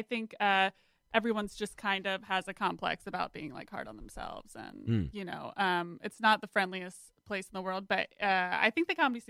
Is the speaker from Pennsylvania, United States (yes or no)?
yes; Gettysburg, Pennsylvania, United States; also born or lived in Lancaster, Pennsylvania / Philadelphia; that's where I was born. I grew up in Gettysburg area. So I'm like more the Amish folk